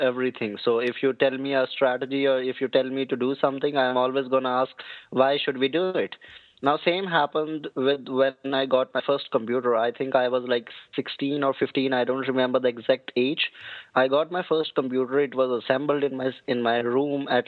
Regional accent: Haryana, India; moved away as an adult; now in New Delhi, India; my hometown is in Haryana, but I'm in New Delhi from the past 5 years

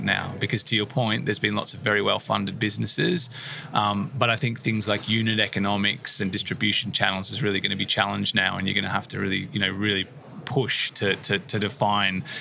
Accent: Australia; moved away as an adult; now in United Kingdom; Originally from Australia, I came to the UK in 2014.

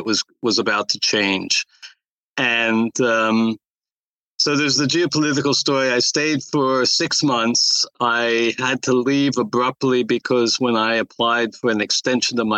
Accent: New Jersey, United States; also born or lived in Poland; I found one at the Trenton Times in New Jersey, which is my home state

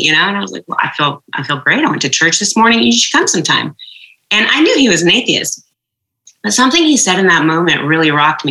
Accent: just outside of Portland, Oregon, United States; also born or lived in Jordan; we grew up uh, primarily in Oregon, um, just outside of Portland.

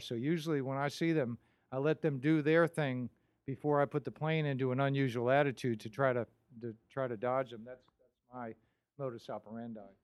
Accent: Minnesota, United States; now in Florida, United States; I'm, I'm from Minnesota

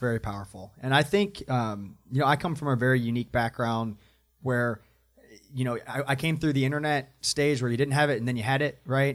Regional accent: Atlanta, Georgia, United States; moved away as an adult; now in Charlotte, United States; I come from Atlanta, um, that's where I grew up

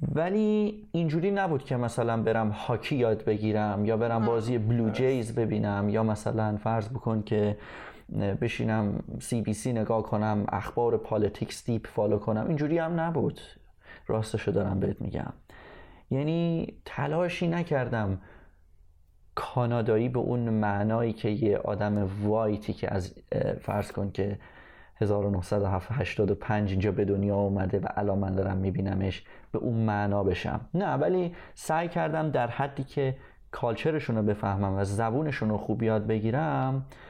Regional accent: Tehran, Tehran Province, Iran; moved away as an adult; also born or lived in England; now in Canada; ما از ایرانی که موتنمون بود و بزرگ شدیم توش و خاطره داریم توش و همه اینا بریدیم اومدیم توی قربت

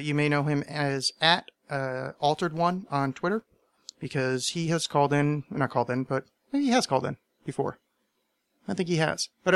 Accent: United States; I'm American

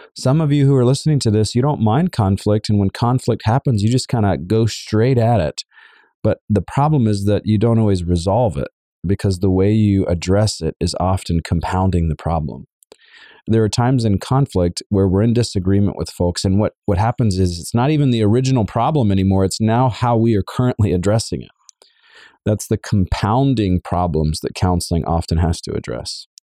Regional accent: the South, United States; I am a Southerner as well

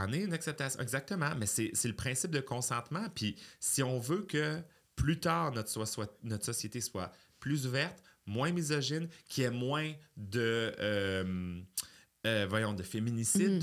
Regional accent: Quebec City, Quebec, Canada; Je suis né à Beauport, en banlieue de Québec, d'une mère monoparentale

